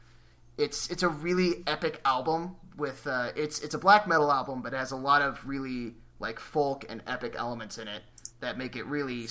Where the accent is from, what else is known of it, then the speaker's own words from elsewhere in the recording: Colorado, United States; I'm originally from Colorado